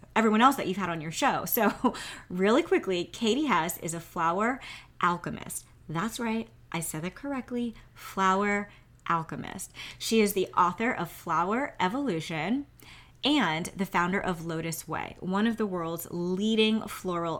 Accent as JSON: {"language": "English", "town": "New York City", "region": "New York", "country": "United States", "said": "I'm from Queens"}